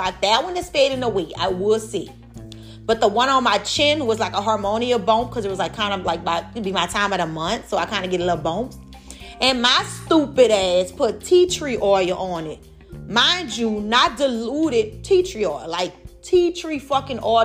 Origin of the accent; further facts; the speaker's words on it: New Orleans, Louisiana, United States; I'm from New Orleans